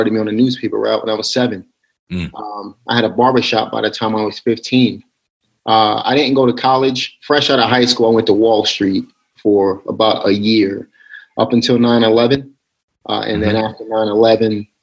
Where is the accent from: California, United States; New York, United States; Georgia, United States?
New York, United States; New York City; also born or lived in Pennsylvania; now in North Carolina, United States; I'm originally from Brooklyn, New York. I moved to Pennsylvania, lived there for about 8 years, and then now I'm here in North Carolina